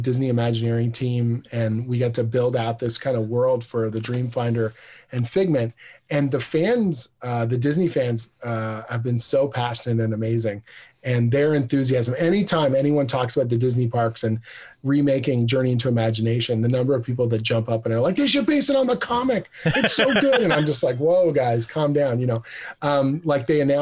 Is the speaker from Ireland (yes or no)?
no; Canada; we're all Canadian